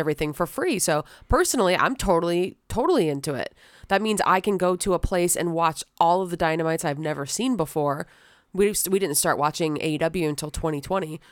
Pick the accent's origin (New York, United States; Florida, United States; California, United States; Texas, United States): Florida, United States; St. Petersburg; born and raised in Saint Petersburg